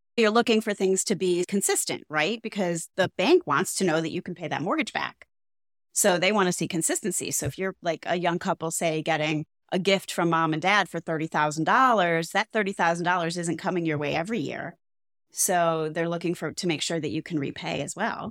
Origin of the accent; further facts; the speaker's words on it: Cleveland, Ohio, United States; now in South Florida, United States; I come from Cleveland, Ohio, where, like, H O As are few and far between